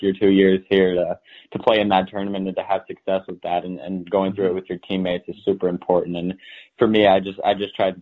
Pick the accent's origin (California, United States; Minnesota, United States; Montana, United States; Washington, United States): Minnesota, United States; Grant; I grew up in Minnesota, Grant, Minnesota